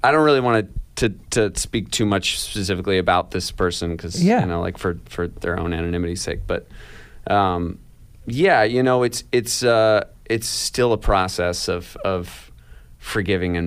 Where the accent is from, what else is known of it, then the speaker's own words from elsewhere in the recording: Ithaca, New York, United States; also born or lived in Seattle, Washington; when Casey and I were really little and we moved from Seattle to Ithaca